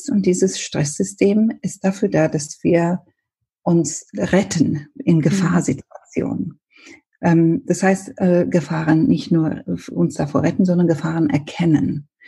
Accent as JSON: {"language": "German", "country": "Ethiopia", "second_language": "German", "said": "Ich bin ja ursprünglich, äh, komme ich aus Äthiopien. Mein Vater ist Inder, deshalb meine Mutter Äthiopien. Wir haben, wir sind als Kinder englischsprachig aufgewachsen."}